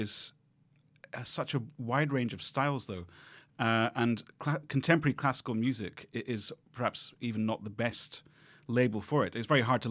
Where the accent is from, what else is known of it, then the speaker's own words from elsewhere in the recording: Edinburgh, Scotland, United Kingdom; I grew up in Edinburgh